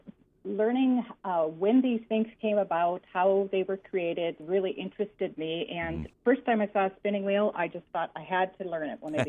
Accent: Greenbush, Minnesota, United States; I grew up on a farm by Greenbush.

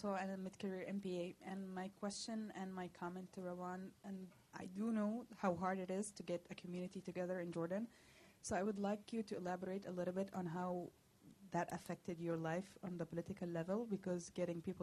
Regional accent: Japan; English is a second language; I'm from Japan.

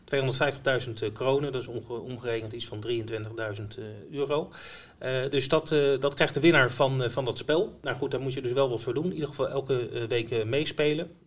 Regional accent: Netherlands; wij eh, Nederlanders

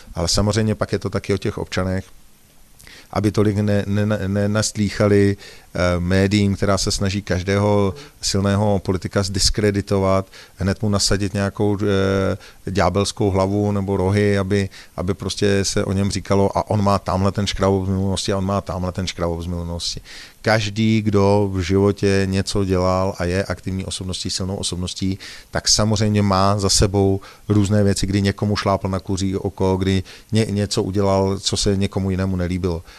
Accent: Prague, Czechia; jsem hrdým občanem České republiky, kamkoliv ve světě jedu, tak to zdůrazňuji, že jsem z České republiky, že jsem z Prahy

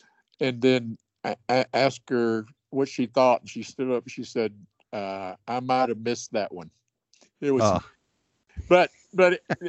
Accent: North Richland Hills, Texas, United States; moved away as an adult; now in Southern Colorado, United States; I grew up on Tabor Drive there in North Richland Hills.

